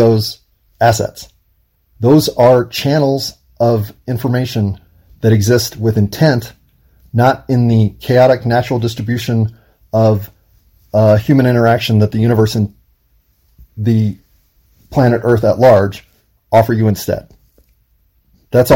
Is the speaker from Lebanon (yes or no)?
no; United States; being an American